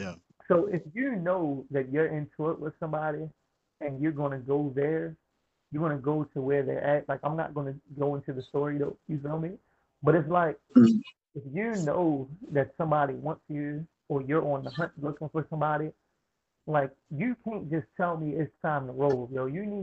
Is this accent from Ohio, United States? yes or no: no; Baltimore, Maryland, United States; Growing up in Baltimore